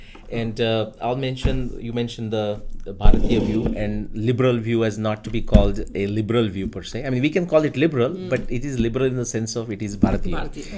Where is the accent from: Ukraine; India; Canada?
India; moved away; My background coming into this was obviously going back to growing up in India.